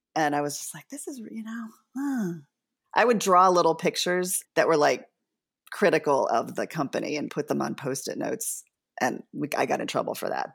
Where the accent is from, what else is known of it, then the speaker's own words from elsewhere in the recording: Devon, Pennsylvania, United States; I grew up outside of Philly in the suburbs, and we were kinda, like, hippies in the conservative bastion of Devon, Pennsylvania